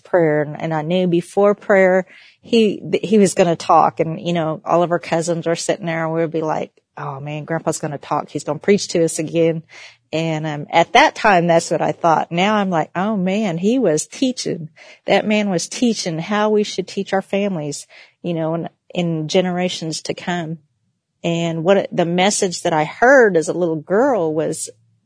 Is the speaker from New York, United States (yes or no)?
no; Oklahoma, United States; I am Creek Cherokee, and I am from Oklahoma, just in case you couldn't tell by my accent